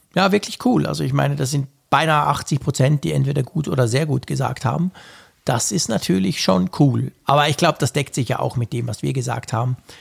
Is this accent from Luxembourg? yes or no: no; Switzerland; bei uns in der Schweiz